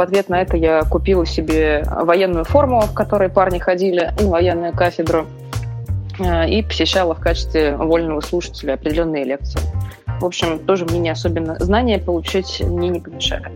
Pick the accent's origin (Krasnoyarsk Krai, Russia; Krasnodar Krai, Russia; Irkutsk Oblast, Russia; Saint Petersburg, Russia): Saint Petersburg, Russia; moved away as an adult; also born or lived in Moscow; Родилась, выросла, училась в Петербурге